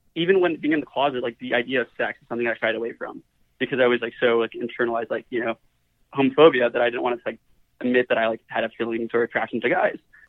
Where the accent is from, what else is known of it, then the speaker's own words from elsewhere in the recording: Dallas, Texas, United States; I'm from Dallas, Texas